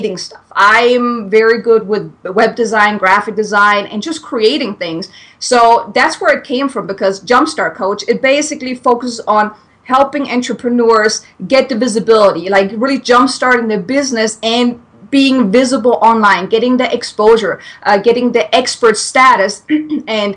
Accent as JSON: {"language": "English", "country": "Germany", "second_language": "English", "moved": "as an adult", "lives_now": "United States", "said": "I'm from Germany. So if anyone is wondering where this weird accent is coming from, I'm German."}